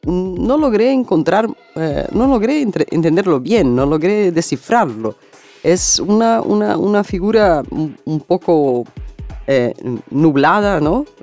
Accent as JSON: {"language": "Spanish", "country": "Brazil", "second_language": "Spanish", "said": "mi país, en Brasil"}